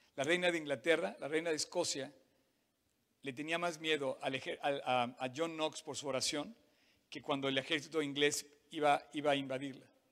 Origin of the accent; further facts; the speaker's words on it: Cuautitlán, State of Mexico, Mexico; soy de Cuautitlán, la verdad